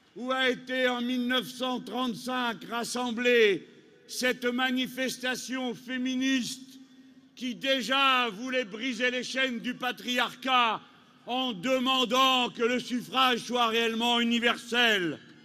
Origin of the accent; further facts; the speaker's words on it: France; chez nous en France